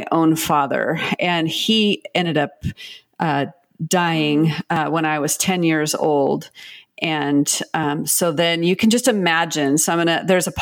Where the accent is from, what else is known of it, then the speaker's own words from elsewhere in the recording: Pacific Northwest, United States; I'm from the Pacific Northwest